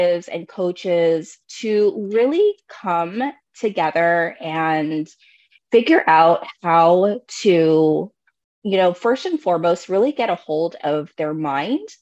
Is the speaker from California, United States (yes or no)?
yes; Bay Area, California, United States; now in Oregon, United States; I am also a Bay Area native, so I'm actually from California, but I currently reside here in Oregon